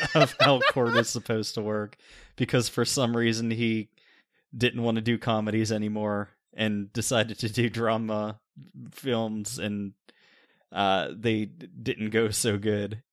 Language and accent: English; Pennsylvania, United States; we're both from Pennsylvania